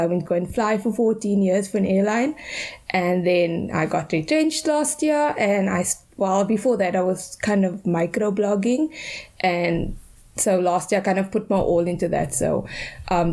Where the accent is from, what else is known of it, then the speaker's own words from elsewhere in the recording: Cape Town, Western Cape, South Africa; I grew up in Athlone, very close to you